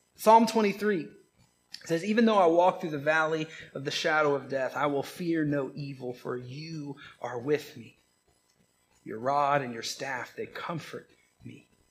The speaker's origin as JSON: {"language": "English", "region": "Georgia", "country": "United States", "said": "I am from Georgia"}